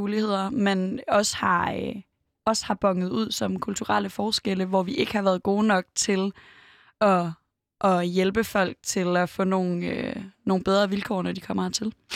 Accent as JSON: {"language": "Danish", "town": "Aarhus", "region": "Central Denmark Region", "country": "Denmark", "tie": "born or raised there", "said": "Jeg er vokset op i Aarhus, øh, ret tæt på Gellerup"}